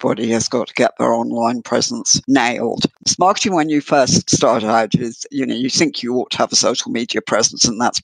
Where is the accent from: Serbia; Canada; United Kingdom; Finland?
United Kingdom; I'm from UK